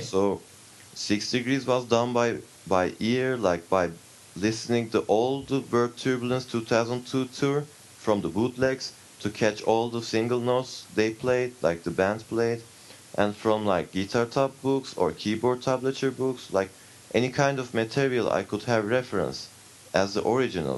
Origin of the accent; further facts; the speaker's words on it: Turkey; I come from Turkey